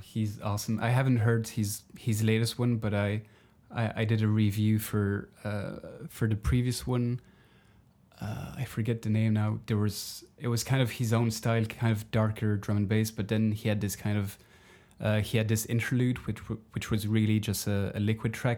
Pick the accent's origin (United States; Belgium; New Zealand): Belgium; moved away; my home country of Belgium